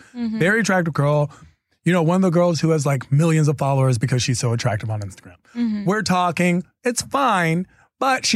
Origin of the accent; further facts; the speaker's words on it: East Coast, United States; I'm from the East Coast, so we know Boston pretty decent